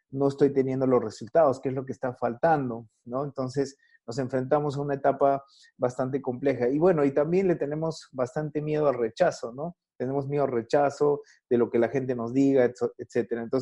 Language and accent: Spanish; Chepén, La Libertad, Peru; Yo soy de Chepén, Eso, de Chepén.